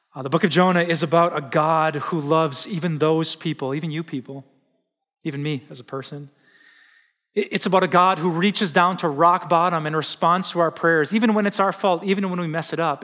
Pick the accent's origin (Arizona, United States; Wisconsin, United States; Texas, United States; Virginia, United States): Wisconsin, United States; the horrific news that just shocked my home state came out